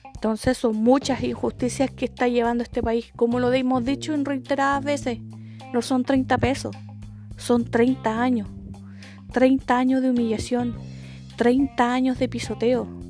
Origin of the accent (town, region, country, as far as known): Chile